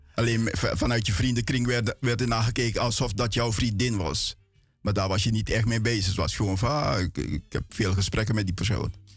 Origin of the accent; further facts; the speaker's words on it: Paramaribo, Paramaribo District, Suriname; now in Netherlands; mijn jeugd was in, ehm, in feite Menkendam. Dat is eh, in de buurt van Latour